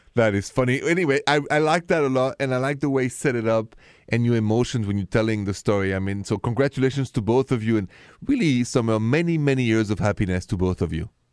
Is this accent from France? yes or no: yes; France; accent: French; English is a second language; with my French accent